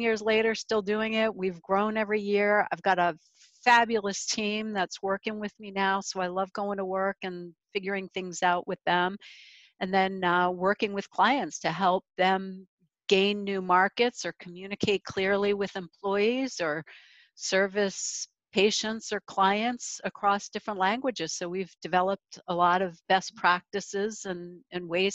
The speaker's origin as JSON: {"language": "English", "country": "United States", "said": "as an American"}